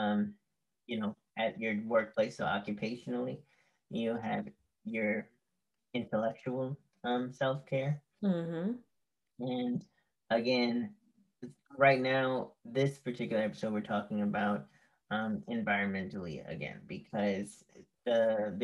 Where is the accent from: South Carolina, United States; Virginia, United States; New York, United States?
New York, United States; New York City; as a New Yorker